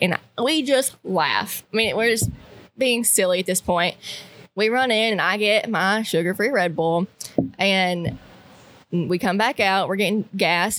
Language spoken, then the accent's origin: English; Northeast Arkansas, United States; I'm from Northeast Arkansas, and so I grew up hunting public with my dad